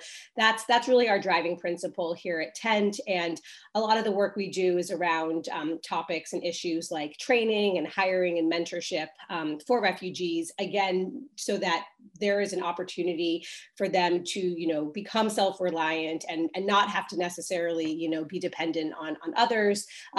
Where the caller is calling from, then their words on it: Brooklyn, New York, United States; I am joining from Brooklyn, which is also gloomy.